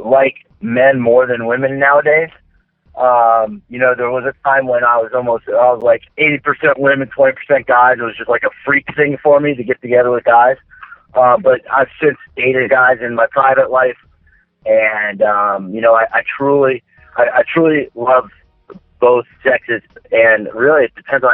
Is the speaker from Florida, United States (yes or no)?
yes; Daytona Beach, Florida, United States; I'm originally from Central Florida, Daytona Beach, actually, to be specific. And I've grown up here for the most part in Florida my whole life.